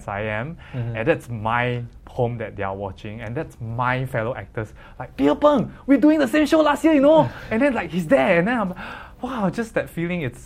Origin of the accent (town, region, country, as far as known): Singapore